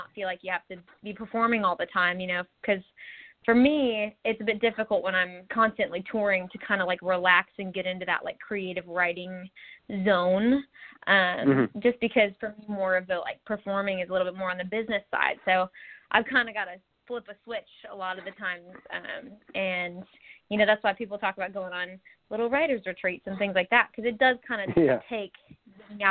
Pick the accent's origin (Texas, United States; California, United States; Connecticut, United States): Texas, United States; also born or lived in Tulsa, Oklahoma; now in Nashville, United States; I grew up in Texas and was born in Tulsa, Oklahoma, but I live in Nashville now